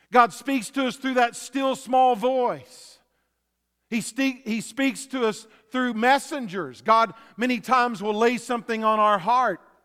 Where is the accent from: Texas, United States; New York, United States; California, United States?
Texas, United States; West; Growing up in Texas, I saw a lot of tumbleweeds. They'd blow around, uh, in West Texas